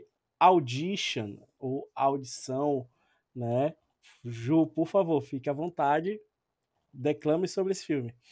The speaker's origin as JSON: {"language": "Portuguese", "country": "Brazil", "said": "a gente é do Brasil"}